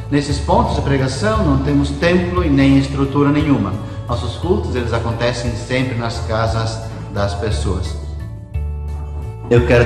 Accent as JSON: {"language": "Portuguese", "town": "Três Passos", "region": "Rio Grande do Sul", "country": "Brazil", "tie": "born or raised there", "also_born_or_lived": "Canguçu, Rio Grande do Sul", "moved": "yes", "lives_now": "Iporã do Oeste, Brazil", "said": "sou natural de Três Passos, Rio Grande do Sul. Me formei pelo Seminário Concórdia em 2011 e fomos então trabalhar na paróquia Emanuel, na cidade de Canguçu, Rio Grande do Sul"}